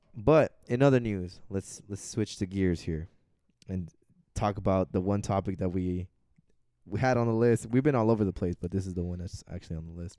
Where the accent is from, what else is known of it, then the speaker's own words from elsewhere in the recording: Arizona, United States; we're from Arizona.